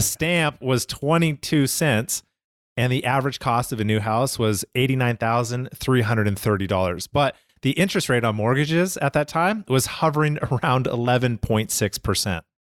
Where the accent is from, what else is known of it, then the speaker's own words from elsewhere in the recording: Calgary, Alberta, Canada; now in United States; growing up in Canada